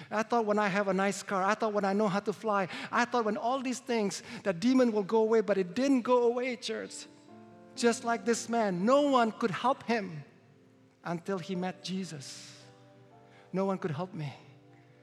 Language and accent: English; Indonesia; moved away; I was born in Indonesia. And as a Chinese, I was discriminated.